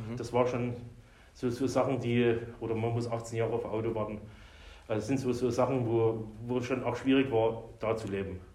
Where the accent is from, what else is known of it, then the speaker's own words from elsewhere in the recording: Meerane, Saxony, Germany; now in Erlangen, Germany; Geboren bin ich 1972 in Sachsen, in einer kleinen Stadt, Merane heißt die, in der Nähe von Zwickau